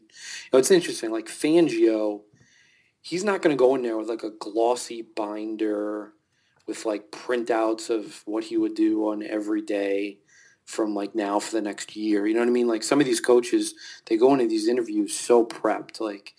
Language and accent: English; New York, United States; I grew up in New York.